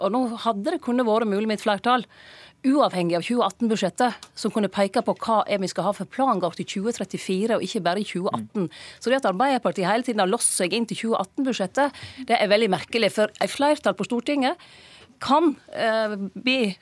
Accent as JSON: {"language": "Norwegian", "town": "Lærdal", "region": "Vestland", "country": "Norway", "said": "der jeg var hjemme i Lærdal"}